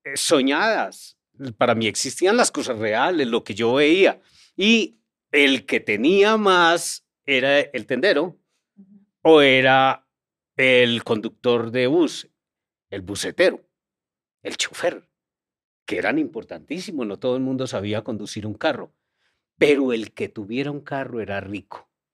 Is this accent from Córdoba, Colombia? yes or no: yes; Montería, Córdoba, Colombia; moved away; also born or lived in Medellín; mi infancia no fue en Medellín, mi infancia fue en Montería